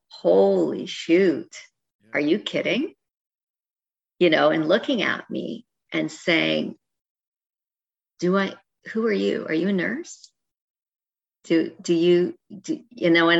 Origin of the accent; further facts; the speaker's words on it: Canada; I'm Canadian